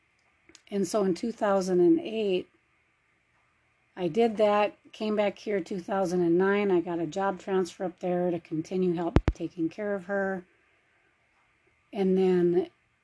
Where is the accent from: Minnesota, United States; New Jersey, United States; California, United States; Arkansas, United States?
Minnesota, United States; moved away as an adult; now in Arizona, United States; I was born and raised in Minnesota. I left there when I was in my 30s.